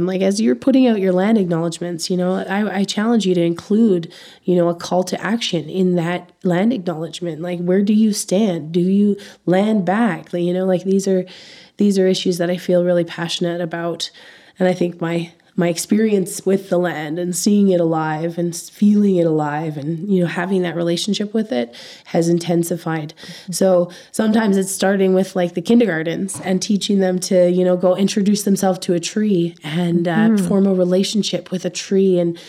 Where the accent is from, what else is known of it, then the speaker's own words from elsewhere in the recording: Canada; And you operate differently as a Canadian.